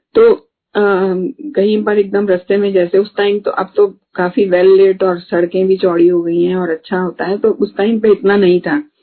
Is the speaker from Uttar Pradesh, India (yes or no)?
no; Delhi, India; moved away; हम दिल्ली से हैं